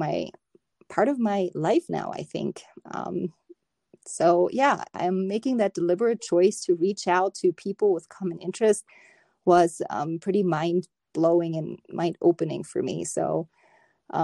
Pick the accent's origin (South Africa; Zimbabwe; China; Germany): Germany; moved away as an adult; now in United States; growing up in Germany